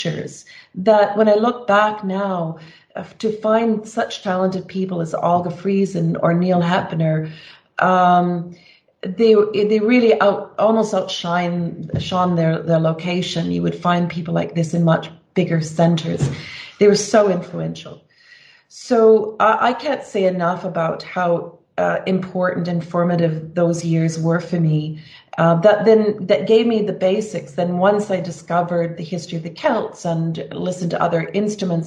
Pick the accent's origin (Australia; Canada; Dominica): Canada; Morden, Manitoba; also born or lived in Winnipeg / southwestern Ontario; now in Ontario, Canada; had I not had my beginnings in Morden, I probably wouldn't be in this career